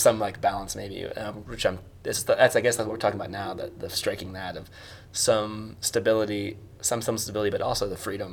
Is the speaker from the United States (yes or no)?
yes; United States; moved away; I'm American